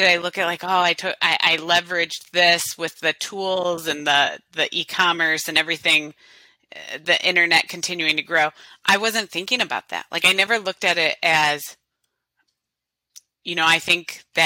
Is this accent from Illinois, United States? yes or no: yes; Illinois, United States; moved away; also born or lived in Las Vegas; I grew up in Illinois